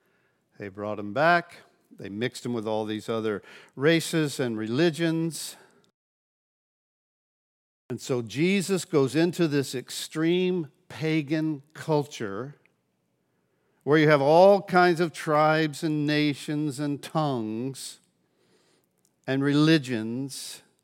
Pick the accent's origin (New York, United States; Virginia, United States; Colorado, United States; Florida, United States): Florida, United States; Pensacola; Now, I grew up here in Pensacola. My parents moved to Gulf Breeze when I was 16.